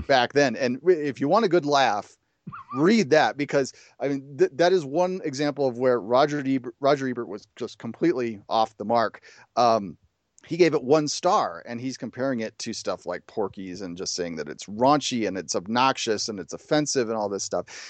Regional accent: Chicago, Illinois, United States; I grew up in the Chicago area

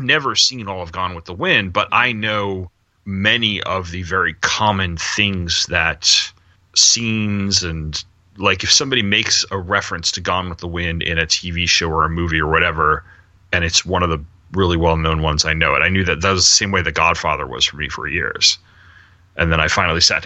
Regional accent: the New York area, United States; Growing up in the New York area

